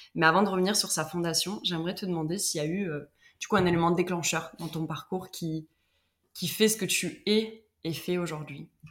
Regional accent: Marseille, Provence-Alpes-Côte d'Azur, France; je suis marseillaise

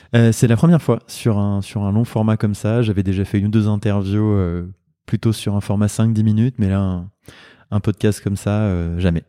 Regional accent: Le Havre, Normandy, France; moved away as an adult; also born or lived in Rouen / Caen / Lyon / New Caledonia; now in Lille, France; je suis originaire de Normandie, j'ai grandi au Havre, fait mes études à Rouen, à Caen euh, et en partie à Lyon

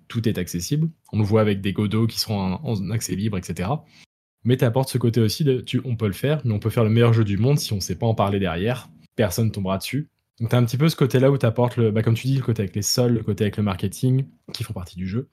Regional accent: France; moved away as an adult; je suis français mais expatrié depuis 6 ans

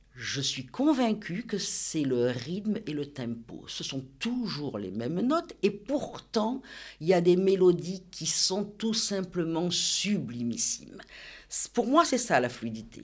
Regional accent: Nice, Provence-Alpes-Côte d'Azur, France; also born or lived in Cabris / Villefranche-sur-Mer; je suis née à Nice, mon papa est né à Cabris et ma maman est née à Villefranche-sur-Mer

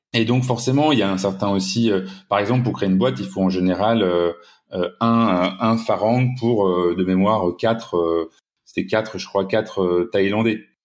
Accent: Lille, Hauts-de-France, France; moved away as an adult; also born or lived in Asia; Je suis originaire de Lille, donc, et voilà, j'ai vécu une dizaine d'années en Asie

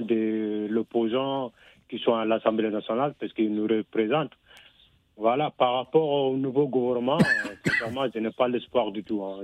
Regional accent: Senegal; j'appelle en tant que Sénégalais

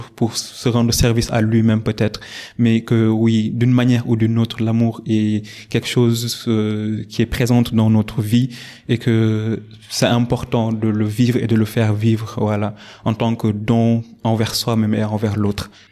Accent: Dakar, Senegal; also born or lived in Saint-Louis, Senegal; je suis né à Dakar. Euh, j'ai fait mes études primaires au groupe scolaire Nelson Mandela

